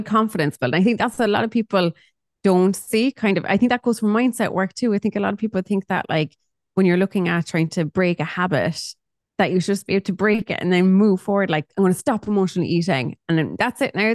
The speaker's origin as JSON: {"language": "English", "town": "Cork", "region": "Munster", "country": "Ireland", "said": "I'm from Cork"}